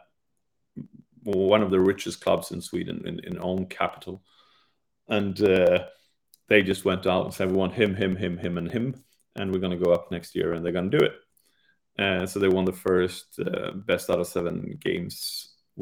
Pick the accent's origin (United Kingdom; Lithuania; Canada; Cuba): United Kingdom; England; being English and Europeans